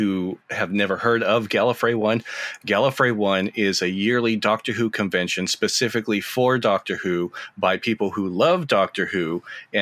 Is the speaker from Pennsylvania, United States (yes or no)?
no; California, United States; I'm from California